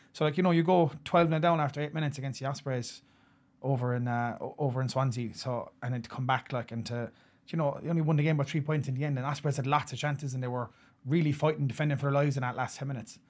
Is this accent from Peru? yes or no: no; Ireland; as an Irishman